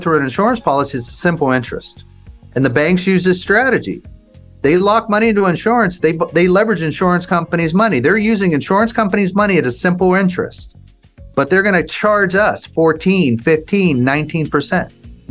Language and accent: English; Las Vegas, Nevada, United States; I'm from Vegas